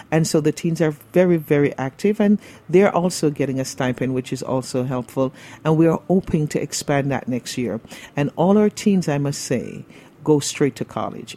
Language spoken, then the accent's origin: English; Jamaica; moved away as an adult; also born or lived in Brooklyn, New York; now in New York, United States; I was born and raised in Jamaica